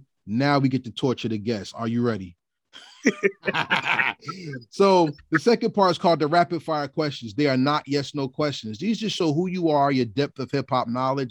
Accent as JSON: {"language": "English", "region": "New Jersey", "country": "United States", "said": "I'm from Jersey. I represent Jersey 100%"}